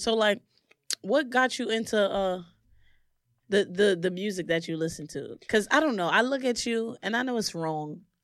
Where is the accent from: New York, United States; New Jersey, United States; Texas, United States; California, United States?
New York, United States; New York City; also born or lived in Herkimer, New York; I'm from Brooklyn